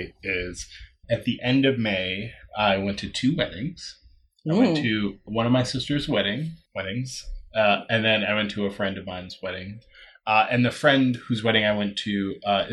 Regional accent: New York, United States; I grew up in New York

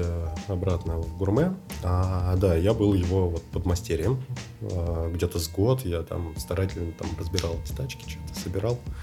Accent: Moscow, Russia; Я родился в 85-м. Так. В Москве.

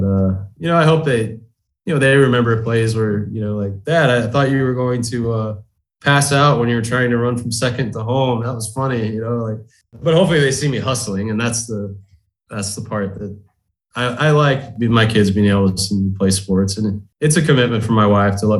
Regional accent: Highlandville, Missouri, United States; also born or lived in Springfield, Missouri; I was born in Springfield, but I was living in the Highlandville area out in the country by the time I could remember. So probably like 4 or 5. So I was in that Highlandville, Spokane school district from kindergarten

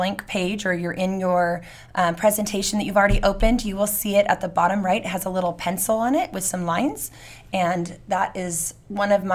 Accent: Redlands, California, United States; also born or lived in Fontana; I was born in Fontana, but I grew up mostly in Redlands.

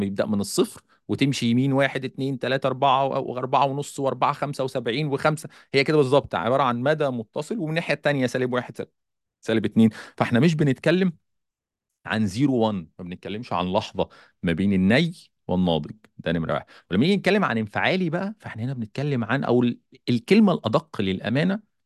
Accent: Egypt; عندنا في مصر

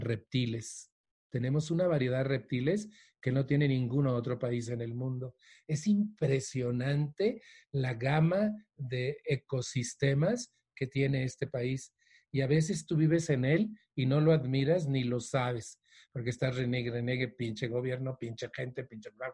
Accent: Mexico; also born or lived in Mexico City; la Ciudad de México, donde yo vivo

